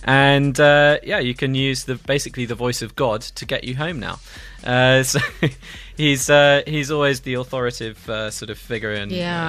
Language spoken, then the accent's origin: English; India; English is a second language; I'm not really English. It's not my first language.